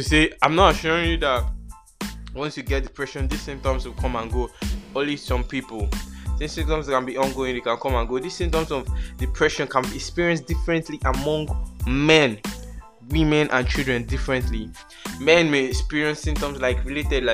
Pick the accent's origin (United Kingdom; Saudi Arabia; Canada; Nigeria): Nigeria; As an African child or as a Nigerian child, which I am. I'm Nigerian. I'm proud Nigerian.